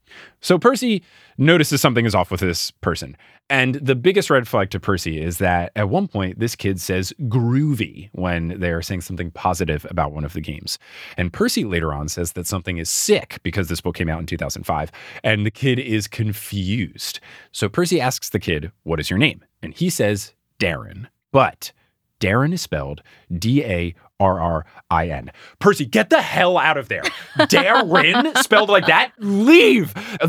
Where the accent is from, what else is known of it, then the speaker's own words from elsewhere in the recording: New Jersey, United States; also born or lived in Texas; And my friends and I, born and raised in New Jersey, thought, what MTV reality show are they filming in Seaside Heights, New Jersey? And then I moved to Texas and the show came out and everyone knew me as the guy from New Jersey.